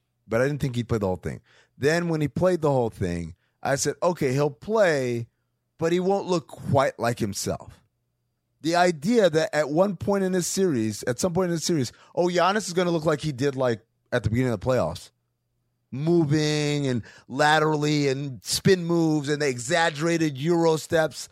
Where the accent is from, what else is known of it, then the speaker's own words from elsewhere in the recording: New York, United States; I grew up in New York.